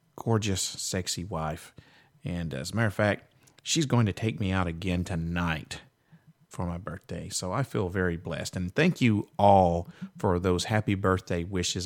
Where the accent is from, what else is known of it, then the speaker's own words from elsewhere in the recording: Nashville, Tennessee, United States; the Nashville area, which you know is my hometown